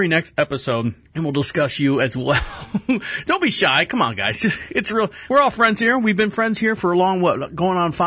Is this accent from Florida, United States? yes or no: yes; Florida, United States; I'm from Florida